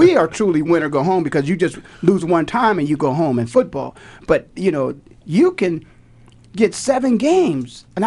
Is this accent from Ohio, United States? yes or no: yes; Canton, Ohio, United States; I'm from Canton